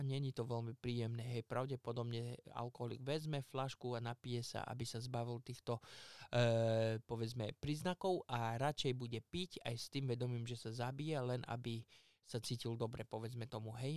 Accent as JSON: {"language": "Slovak", "town": "Poprad", "region": "Prešov Region", "country": "Slovakia", "said": "hovorím Poprad, lebo ja som z Popradu"}